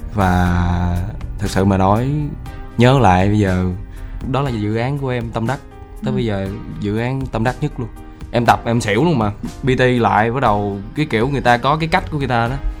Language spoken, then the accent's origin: Vietnamese; Southern Vietnam, Vietnam; accent: Southern Vietnamese; vẫn sử dụng giọng miền Nam của mình